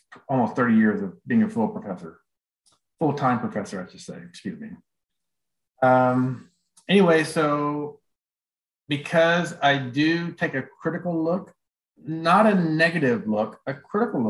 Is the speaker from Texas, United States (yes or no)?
yes; Houston, Texas, United States; also born or lived in California / Florida; I'm from Houston, Texas